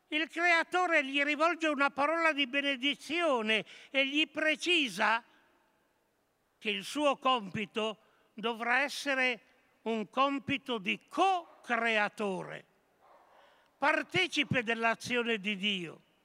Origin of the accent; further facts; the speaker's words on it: Monferrato, Piedmont, Italy; Nel Monferrato, la mia terra